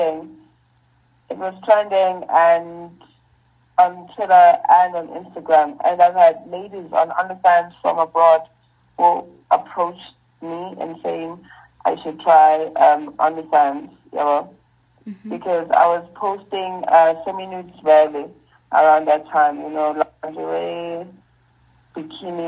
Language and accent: English; Durban, KwaZulu-Natal, South Africa; moved away as an adult; now in Johannesburg, South Africa; I'm from Durban. I started at Kwasanti Secondary School